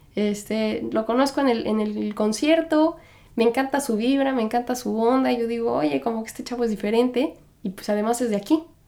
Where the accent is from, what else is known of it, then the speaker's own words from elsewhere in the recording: Mexico; moved away as an adult; now in New York, United States; Yo soy mexicana. Crecí y me criaron y, todo como mexicana